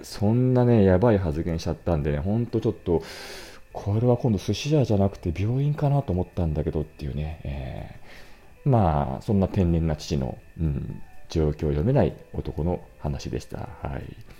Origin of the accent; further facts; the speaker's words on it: Otsuka, Tokyo, Japan; 私の実家は大塚なんですが